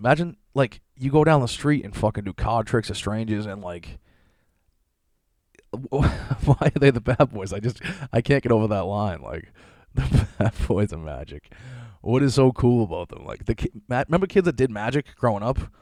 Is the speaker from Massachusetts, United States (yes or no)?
yes; Boston, Massachusetts, United States; I grew up in Boston